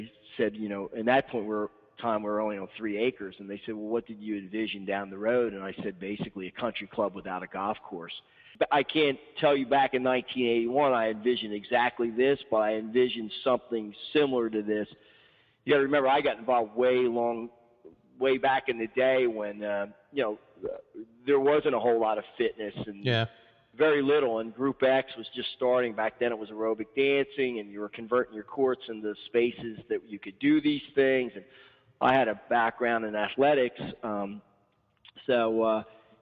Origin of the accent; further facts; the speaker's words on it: Horsham, Pennsylvania, United States; worked for a club in my hometown for a couple, 3 years for a guy that in Horsham, Pennsylvania